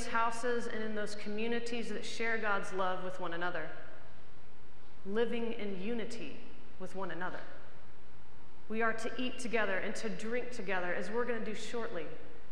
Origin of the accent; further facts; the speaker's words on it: United States; as American Episcopalians, we practice our faith